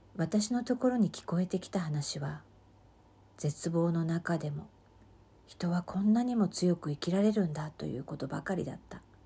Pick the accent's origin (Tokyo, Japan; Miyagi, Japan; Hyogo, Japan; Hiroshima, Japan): Miyagi, Japan; Sendai; moved away as an adult; 私は生まれも育ちも仙台で、そして、えー、五年前、五年半前までは、えー、ずーっと生まれてこの方、仙台を離れたことがありませんでした。